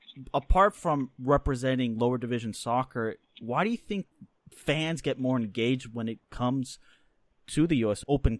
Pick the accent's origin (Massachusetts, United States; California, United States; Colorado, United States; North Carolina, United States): Massachusetts, United States; Boston; I am also myself from the Boston area. So from one Bostonian to the other